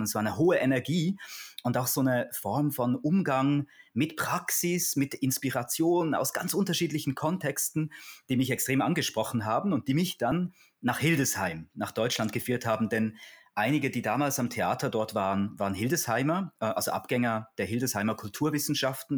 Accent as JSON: {"language": "German", "country": "Switzerland", "also_born_or_lived": "Basel", "said": "in der Schweiz, bin ja Schweizer, nach der Matura"}